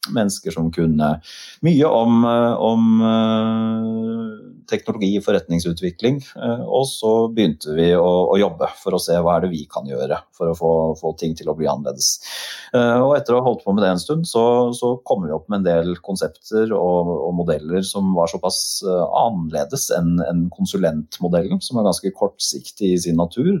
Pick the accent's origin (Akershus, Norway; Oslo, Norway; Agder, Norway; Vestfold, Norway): Akershus, Norway; Nesodden; also born or lived in Volda; Jeg var født og oppvokst på Nesodden.